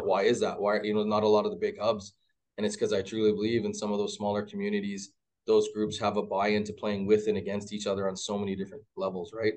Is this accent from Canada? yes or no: yes; Mississauga, Ontario, Canada; now in Edmonton, Canada; I'm from Ontario originally, like, born and buried, grew up in Mississauga area